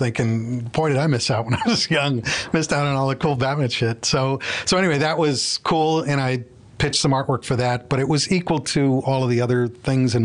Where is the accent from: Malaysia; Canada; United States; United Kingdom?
United States; Cleveland, Ohio; growing up in Cleveland, it's a condensed version of New York City